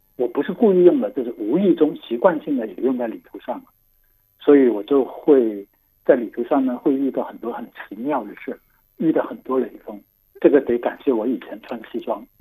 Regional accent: Guangdong, China; Chinese is a second language; 我是广东人，所以我就不太会说纯正的

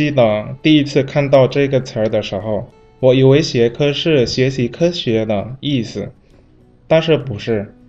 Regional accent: Indonesia

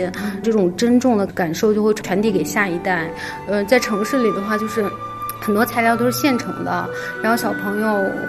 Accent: Urumqi, Xinjiang, China; moved away as an adult; now in Beijing, China; 我出生和成长在新疆乌鲁木齐。后来我去内地读大学

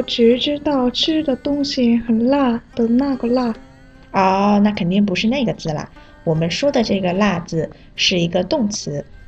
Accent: South Korea; Chinese is a second language; 我是来自韩国的

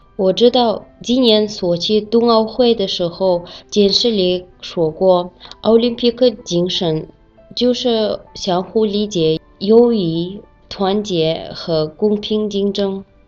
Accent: Kazakhstan; Chinese is a second language; moved away as an adult; now in Beijing, China; 来自哈萨克斯坦的

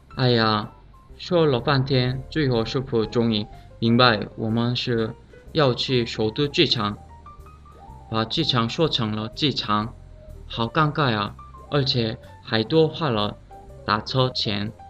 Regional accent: South Korea; Chinese is a second language; now in China; 我是来自韩国的

